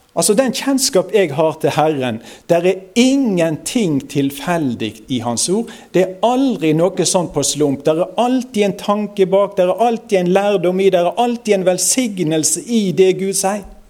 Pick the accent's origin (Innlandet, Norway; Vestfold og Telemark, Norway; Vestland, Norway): Vestland, Norway; Osterøy, near Bergen; accent: nynorsk; strile; Jeg er fra Osterøyne, det er i nærheten av Bergen